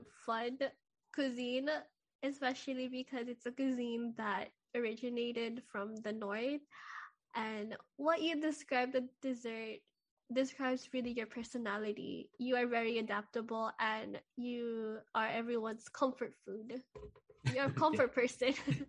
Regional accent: Philippines; And I think even as a Filipino, our biggest goals is to make sure that our families are well taken care of.

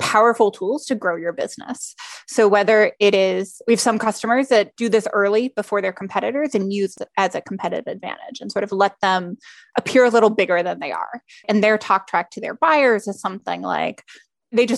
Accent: United States; as an American

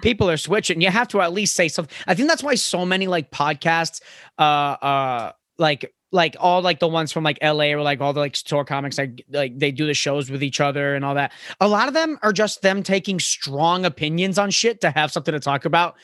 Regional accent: Florida, United States; now in New York, United States; I'm from Florida

